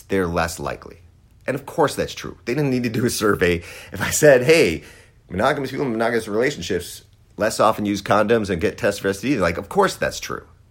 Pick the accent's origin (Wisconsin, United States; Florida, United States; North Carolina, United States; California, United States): Wisconsin, United States; I grew up in Wisconsin